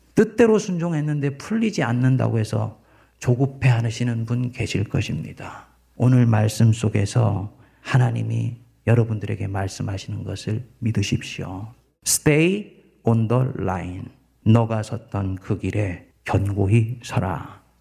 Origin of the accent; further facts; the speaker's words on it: South Korea; moved away as an adult; 내가 태어나서 내가 살았던 고국산천이